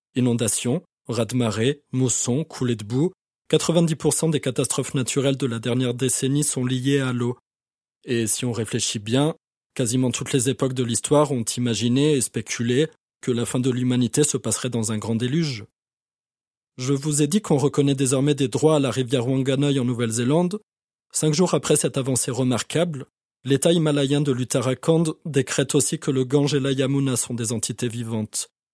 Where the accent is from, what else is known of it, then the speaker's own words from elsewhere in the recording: France; En tant que Français